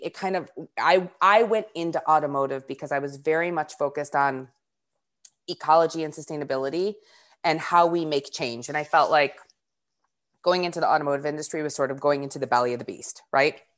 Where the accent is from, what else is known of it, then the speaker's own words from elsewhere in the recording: north of Detroit, Michigan, United States; I grew up about twenty minutes north of Detroit